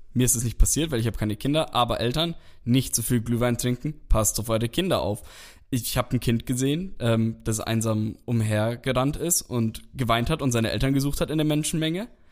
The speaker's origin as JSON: {"language": "German", "town": "Nuremberg", "region": "Bavaria", "country": "Germany", "tie": "born or raised there", "said": "ich bin eigentlich auch gebürtiger Nürnberger"}